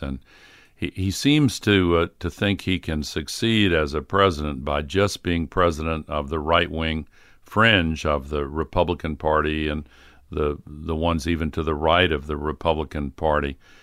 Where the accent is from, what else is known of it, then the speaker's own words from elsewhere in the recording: the South, United States; also born or lived in Tennessee; when I grew up in the South